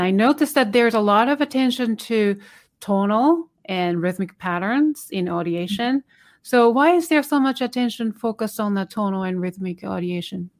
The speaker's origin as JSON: {"language": "English", "country": "Japan", "second_language": "English", "moved": "as an adult", "lives_now": "United States", "said": "this is my, obviously my second language. And then for twenty years, I couldn't speak because the way they teach you, uh, English language in Japan"}